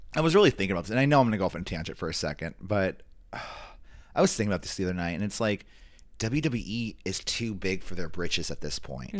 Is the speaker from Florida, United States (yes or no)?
no; San Francisco Bay Area, Northern California, United States; we come from the Northern California, San Francisco Bay Area